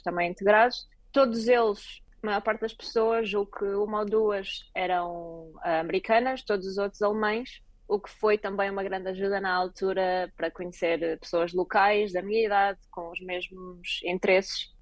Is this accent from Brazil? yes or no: no; Portugal; moved away as an adult; also born or lived in Lisbon; now in Berlin, Germany; virei uma portuguesa pelo mundo